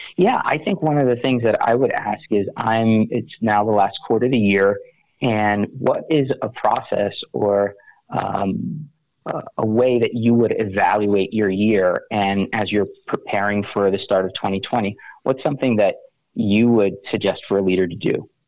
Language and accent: English; West Orange, New Jersey, United States; I'm from West Orange, New Jersey.